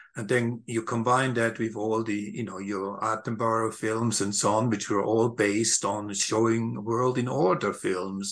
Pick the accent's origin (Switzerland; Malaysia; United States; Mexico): Switzerland; moved away; I grew up in Switzerland